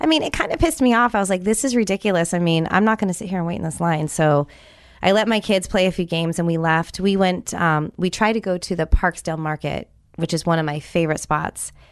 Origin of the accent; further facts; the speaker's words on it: San Jose, California, United States; now in Tampa, United States; I grew up in California. you know, where I grew up, um, I was only about thirty minutes away from Salinas